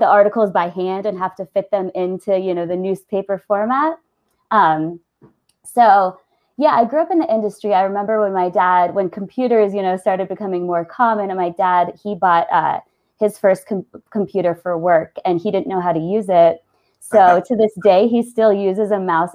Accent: Northern Virginia, United States; born or raised there; moved away as an adult; now in Colorado, United States

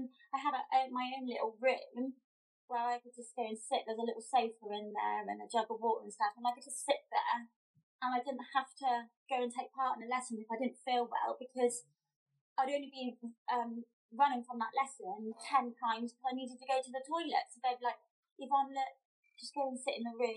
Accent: Somerset, South West England, United Kingdom; I come from Somerset

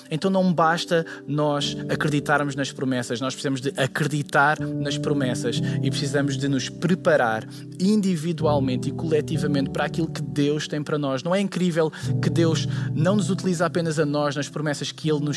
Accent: Lisbon, Portugal; now in United States; eu vim de Lisboa para o meio dos Estados Unidos, eu, eu, eu não posso chegar aqui e ficar paralisado.

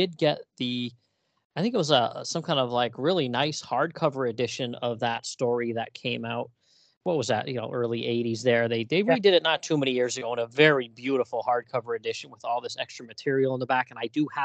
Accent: United States; I grew up in the States

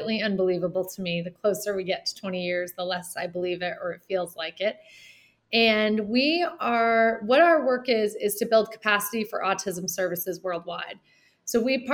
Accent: Dublin, New Hampshire, United States; moved away as an adult; also born or lived in Ghana / Seattle, Washington; I grew up on the same plot of land as my great-grandfather, my great-great-grandfather, my grandfather

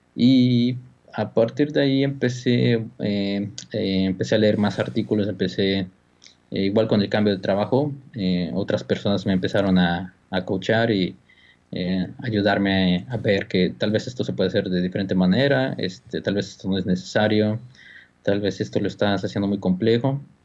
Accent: Mexico; moved away as an adult; now in California, United States; como mexicanos

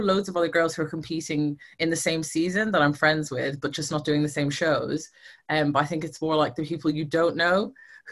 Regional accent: Ireland; moved away as an adult; now in United Kingdom; I'm originally from Ireland. I moved to the UK probably, I think it's nearly 10 years now

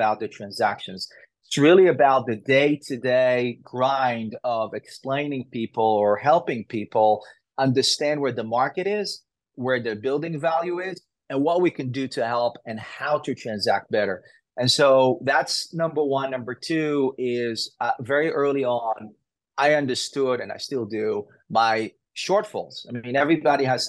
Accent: Israel; moved away as an adult; I grew up in Israel.

